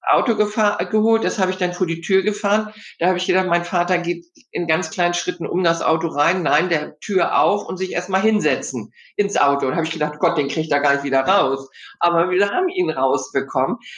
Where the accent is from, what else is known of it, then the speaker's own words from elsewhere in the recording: Hamburg, Germany; ich komme ja aus Hamburg, äh, was man in Hamburg so lernt, Im- und Exportkaufmann.